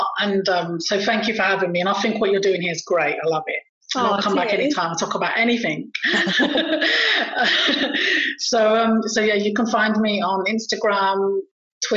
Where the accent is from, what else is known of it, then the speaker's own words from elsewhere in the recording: northern Morocco, Morocco; I'm from the North, which is the best